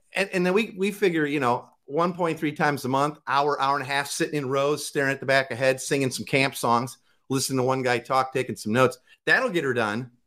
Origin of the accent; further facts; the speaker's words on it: Waukegan, Illinois, United States; now in Tacoma, United States; I grew up in Waukegan, Illinois, which is the freshwater salmon capital of the world